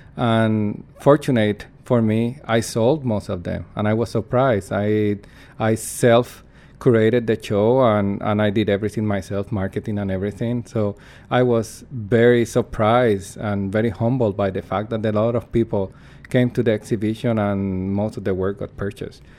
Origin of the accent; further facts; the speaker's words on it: Puerto Rico; English is a second language; moved away as an adult; now in Canada; I'm from Puerto Rico, in the Caribbean